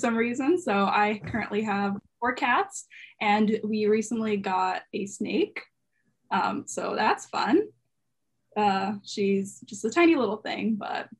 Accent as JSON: {"language": "English", "town": "Portland", "region": "Oregon", "country": "United States", "moved": "as an adult", "lives_now": "Gainesville, United States", "said": "I'm from Portland, Oregon"}